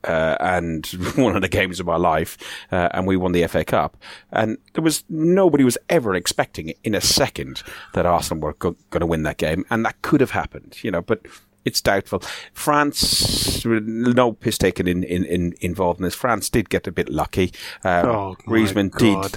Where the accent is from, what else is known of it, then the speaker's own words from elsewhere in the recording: Ireland; moved away as an adult; now in England, United Kingdom; I'm Irish